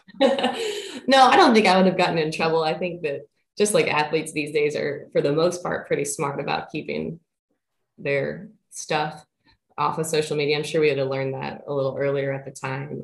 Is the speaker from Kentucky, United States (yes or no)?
yes; Central Kentucky, United States; moved away as an adult; now in Williamsburg, United States; I am originally from Central Kentucky.